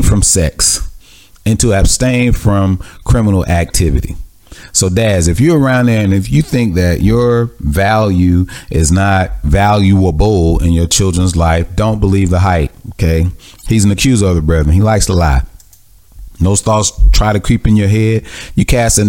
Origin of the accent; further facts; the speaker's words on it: Mississippi, United States; I grew up in Mississippi with a lot of anger and hatred and animosity.